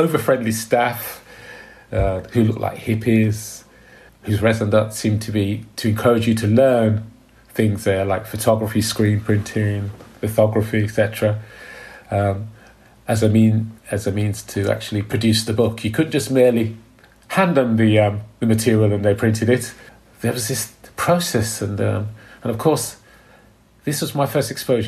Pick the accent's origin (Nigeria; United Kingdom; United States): United Kingdom; Birmingham, West Midlands; I grew up in Borsall Heath, which is quite an impoverished bit of Birmingham